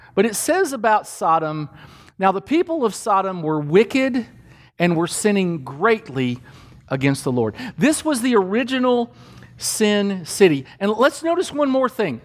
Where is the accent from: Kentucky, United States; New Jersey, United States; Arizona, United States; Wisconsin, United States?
Kentucky, United States; I grew up in Kentucky